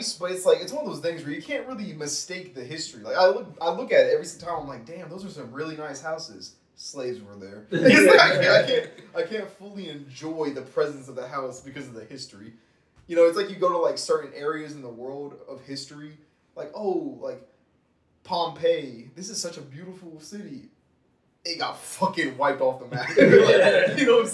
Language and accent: English; Georgia, United States; now in Texas, United States; I'm from Georgia, of course. Not from Texas originally, but I'm pretty much like 50-50